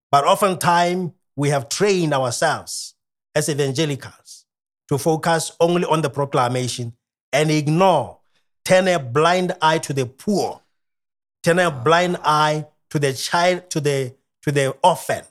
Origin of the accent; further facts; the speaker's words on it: Kalkfontein, Ghanzi District, Botswana; I am from Botswana.